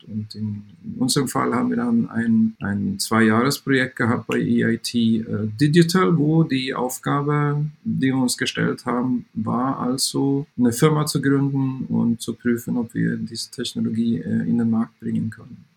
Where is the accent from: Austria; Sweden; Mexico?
Sweden; German is a second language; moved away as an adult; now in Saarbrücken, Germany; ich bin ähm, äh, gebürtiger Schwede